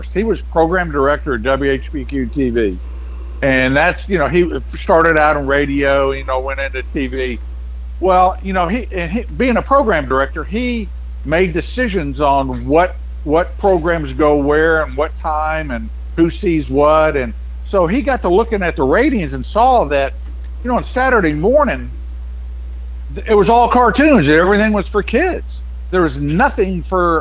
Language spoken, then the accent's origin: English; Memphis, Tennessee, United States; I grew up in Memphis.